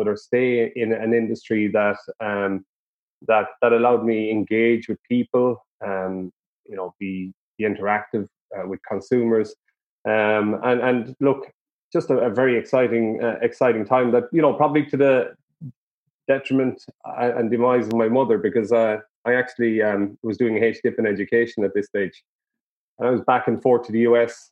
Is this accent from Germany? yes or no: no; Charleville, Munster, Ireland; I'm from North Cork originally, Charleville.